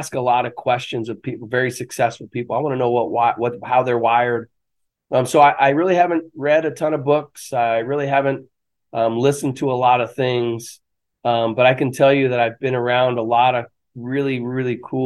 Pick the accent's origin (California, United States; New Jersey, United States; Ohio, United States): California, United States; moved away as an adult; now in Florida, United States; I'm from California. I spent 20 years there, but I've been outside of California now longer than I've been